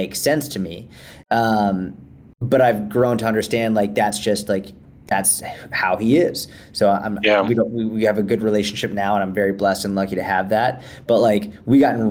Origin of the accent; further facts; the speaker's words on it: Boston, Massachusetts, United States; moved away as an adult; also born or lived in Israel / Tel Aviv / New York City; now in Dallas, United States; Actually, I grew up in Boston